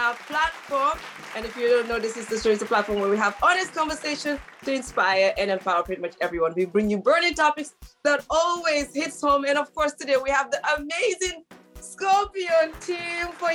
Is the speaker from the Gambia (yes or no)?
yes; Gambia; moved away; where we're from, which is the Gambia.